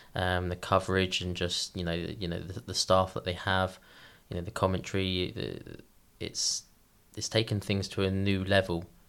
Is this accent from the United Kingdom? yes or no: yes; Eastbourne, South East England, United Kingdom; now in Iceland; I'm from Eastbourne. It's on the southeast coast.